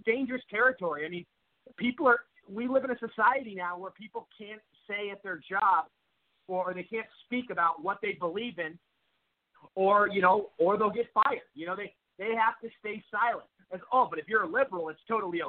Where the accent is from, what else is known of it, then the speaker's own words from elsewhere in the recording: Seattle, Washington, United States; moved away as an adult; I'm from Seattle, mm-hmm. and you know, I was born and raised there